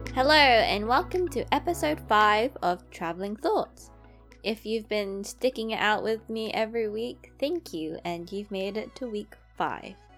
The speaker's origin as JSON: {"language": "English", "region": "London", "country": "United Kingdom", "tie": "born or raised there", "accent": "London", "said": "It's a London accent since I was born and raised in London. So most people could guess that I'm from London. Now, I grew up in East London."}